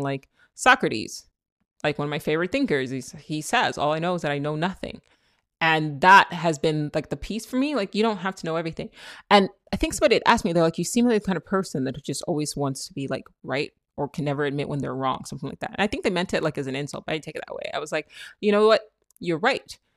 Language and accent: English; Nigeria; I'm Nigerian, that's how we talk.